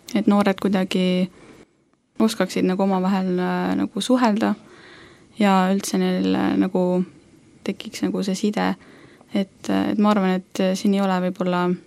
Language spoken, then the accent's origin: Estonian; Saare County, Estonia; now in Tallinn, Estonia; olen siis äh, sündinud ja kasvanud üles Saaremaal